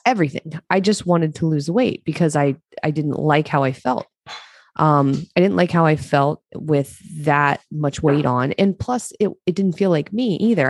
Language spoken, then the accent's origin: English; Eastern Shore of Maryland, United States; moved away; I grew up in Maryland, on the eastern shore of Maryland